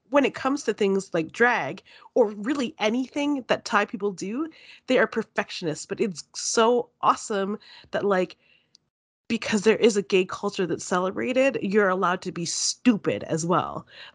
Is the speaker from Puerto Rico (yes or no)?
no; Canada; As a viewer and a Canadian, I'm shocked.